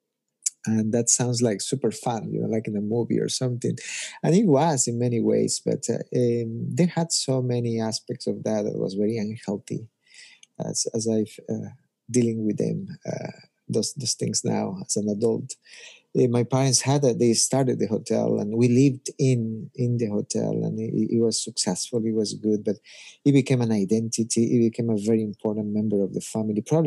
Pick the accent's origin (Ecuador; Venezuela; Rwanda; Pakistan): Ecuador; moved away as an adult; now in United States; But I'm originally from Ecuador, grew up there and went to high school there